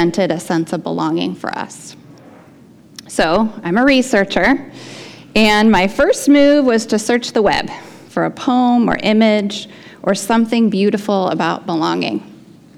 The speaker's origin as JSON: {"language": "English", "town": "Portland", "country": "United States", "tie": "born or raised there", "said": "I grew up in Portland."}